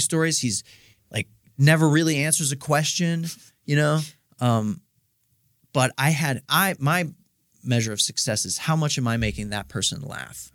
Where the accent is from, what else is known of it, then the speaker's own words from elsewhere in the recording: Steubenville, Ohio, United States; moved away as an adult; now in Columbus, United States; I'm from Steubenville, Ohio